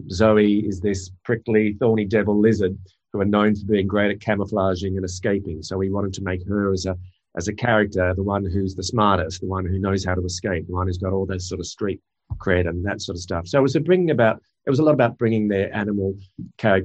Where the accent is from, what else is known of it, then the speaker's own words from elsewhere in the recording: Australia; growing up in Australia, grew up with a lot of those animals around